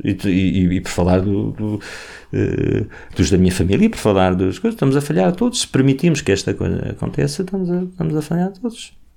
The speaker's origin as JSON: {"language": "Portuguese", "country": "Portugal"}